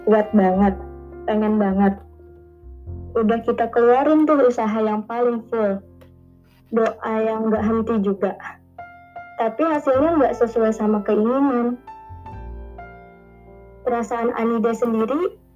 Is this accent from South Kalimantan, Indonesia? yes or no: yes; South Kalimantan, Indonesia; Aku dari Prehari, Kalimantan Selatan.